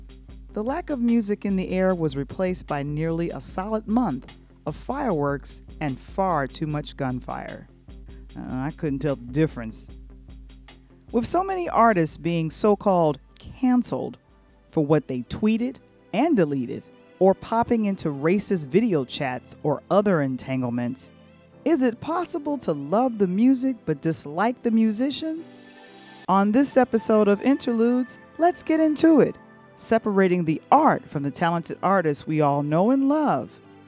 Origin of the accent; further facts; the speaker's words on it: Chicago, Illinois, United States; As a Chicagoan